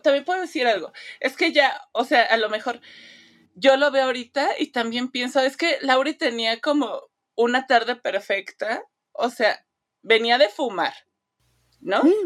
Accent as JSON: {"language": "Spanish", "country": "Mexico", "said": "como mexicana"}